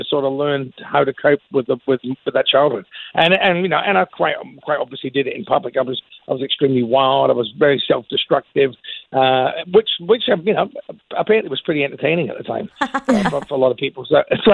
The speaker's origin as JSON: {"language": "English", "region": "Scotland", "country": "United Kingdom", "said": "I'm a proud Scotsman"}